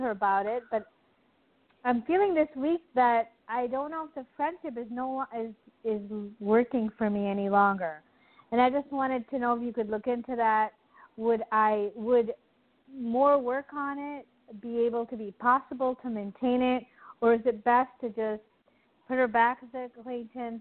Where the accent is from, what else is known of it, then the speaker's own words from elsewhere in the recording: United States; I'm American, meaning I grew up in America, but we came when I was one